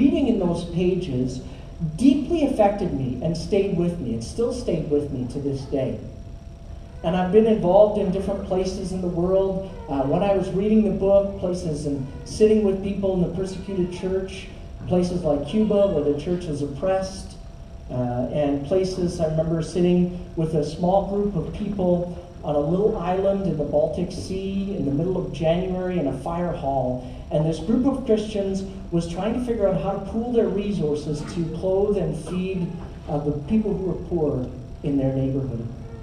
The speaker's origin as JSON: {"language": "English", "country": "Canada", "tie": "born or raised there", "also_born_or_lived": "Toronto", "said": "growing up in Canada"}